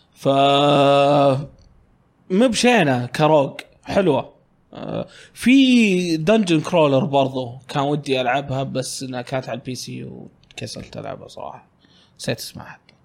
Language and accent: Arabic; Riyadh, Riyadh Province, Saudi Arabia; كنا كل عياخاتي جايين عندنا في الرياض، هم أغلبهم في الشرقية